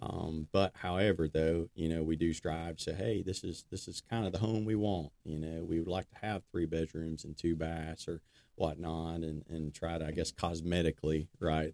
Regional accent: Decatur, Alabama, United States; I was born in Decatur, Alabama. Been uh, been here my whole life.

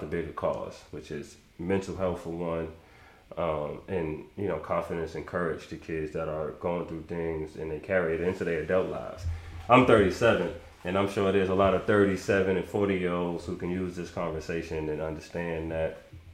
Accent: New York City, New York, United States; I'm from Harlem

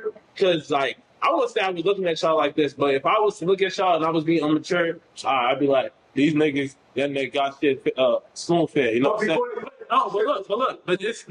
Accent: United States; I'm from Northside, I'm Ghanaian

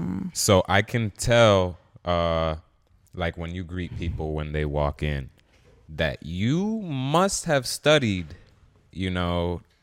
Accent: Dominican Republic; also born or lived in Trinidad and Tobago; And I'm Dominican. Dominican badness senior. And I'm also Trinidadian.

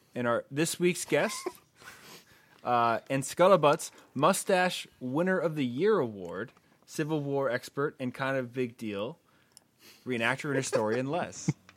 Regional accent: New England, United States; growing up in New England

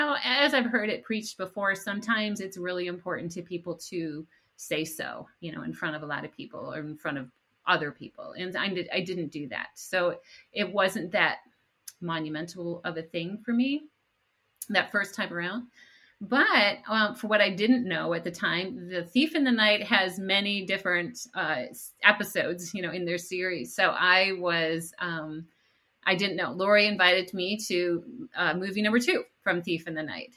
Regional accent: Rochester, New York, United States; I grew up in upstate New York, near the city of Rochester

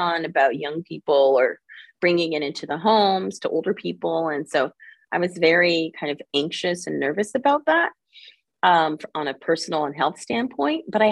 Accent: Los Angeles, California, United States; also born or lived in New York City / San Francisco Bay Area; I'm originally from California. I was born in Los Angeles, and now I live in the San Francisco

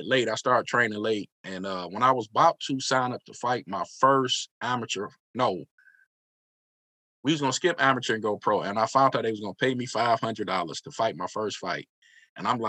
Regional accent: Detroit, Michigan, United States; We're all from Detroit.

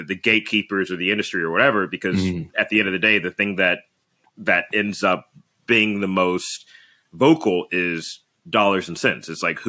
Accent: Birmingham, Alabama, United States; now in Los Angeles, United States; I currently live in Los Angeles, California, but I'm originally from Birmingham, Alabama.

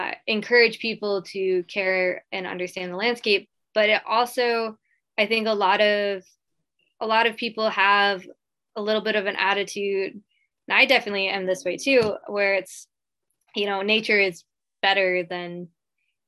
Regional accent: Midwest, United States; now in Hawaii, United States; growing up in the Midwest

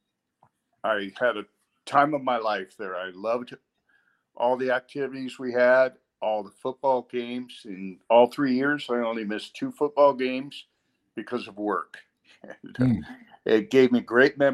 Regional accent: San Gabriel Valley, California, United States; also born or lived in St. Louis, Missouri / La Puente, California / Pasadena, California; I grew up in the San Gabriel Valley

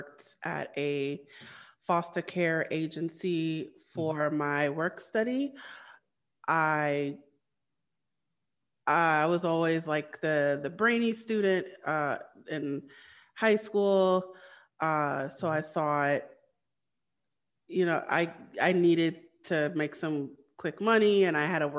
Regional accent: New York City, New York, United States; also born or lived in Trinidad and Tobago; I am from Brooklyn, New York

